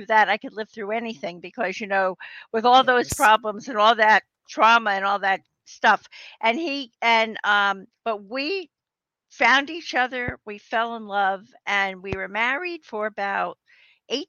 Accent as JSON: {"language": "English", "region": "New Jersey", "country": "United States", "said": "I'm from New Jersey"}